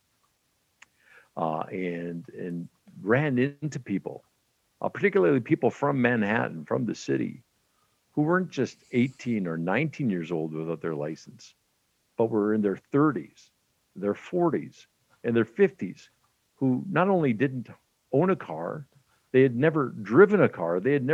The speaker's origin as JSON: {"language": "English", "region": "Western Canada", "country": "Canada", "tie": "born or raised there", "said": "I grew up in Western Canada back in the day"}